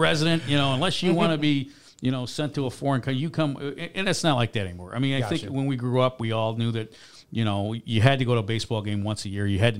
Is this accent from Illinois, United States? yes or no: yes; Chicago, Illinois, United States; And I grew up in Chicago, too, so I got to see the worst baseball team in history, the Cubs, along with playing day games.